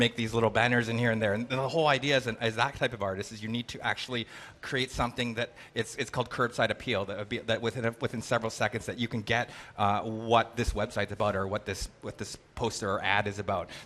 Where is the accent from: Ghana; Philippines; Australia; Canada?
Canada; I'm Canadian